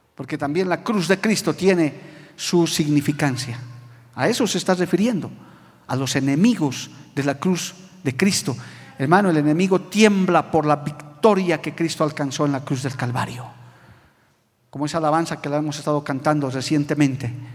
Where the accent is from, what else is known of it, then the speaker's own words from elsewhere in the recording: Bolivia; muy contento de haber nacido en esta tierra. Soy boliviano